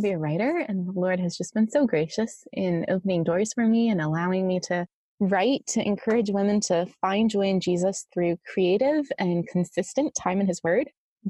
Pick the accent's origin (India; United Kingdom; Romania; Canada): Romania; also born or lived in Athens, Greece; now in Ohio, United States; I was born in Athens, Greece. I grew up as a missionary kid in Romania. I met my husband in fifth grade summer camp, and now we live in northeastern Ohio with our three children, ages 1.5 to 6.